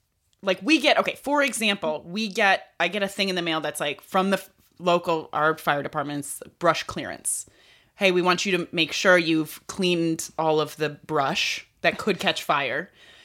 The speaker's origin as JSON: {"language": "English", "region": "New York", "country": "United States", "tie": "born or raised there", "said": "I was born in New York"}